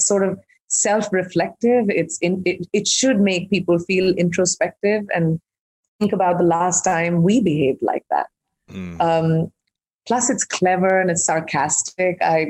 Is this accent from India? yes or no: yes; India; I'm an Indian who's grown up in India